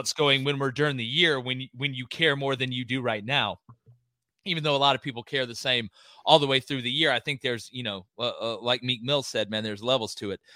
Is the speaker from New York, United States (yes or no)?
no; Auburn, Alabama, United States; I'm from Auburn, Alabama